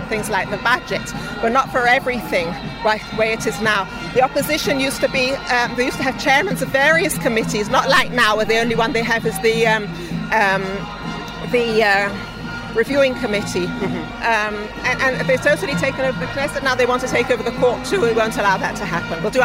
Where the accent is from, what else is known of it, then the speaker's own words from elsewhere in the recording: London, United Kingdom; now in Israel; Originally from London, but I've been here for about 50 years